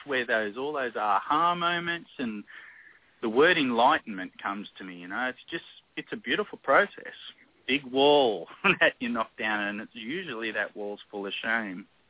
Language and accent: English; Australia; moved away as an adult; I'm from Australia, so where I was grew up or where I lived with my kids when they were really young, it's endless summer. We don't have a winter.